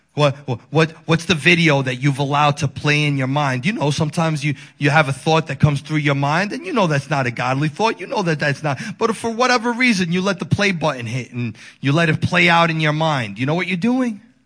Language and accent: English; Dominican Republic; moved away; I'm from the Dominican Republic